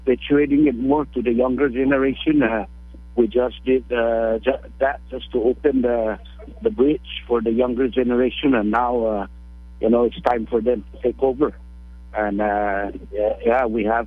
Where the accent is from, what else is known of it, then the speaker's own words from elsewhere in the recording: Rota, Northern Mariana Islands; now in Guam; I'm originally from Rota, now residing in Guam